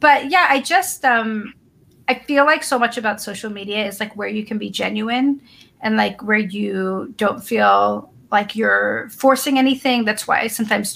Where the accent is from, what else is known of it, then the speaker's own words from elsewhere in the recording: the North, United States; now in the South, United States; I live in the South, but I'm a Northerner and I'm a Jew